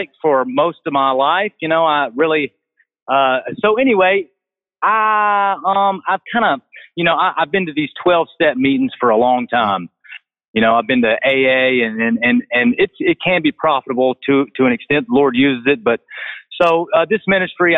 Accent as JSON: {"language": "English", "town": "Augusta", "region": "Georgia", "country": "United States", "also_born_or_lived": "Greenville, South Carolina", "moved": "yes", "lives_now": "Greenwood, United States", "said": "I'm originally from Augusta, Georgia"}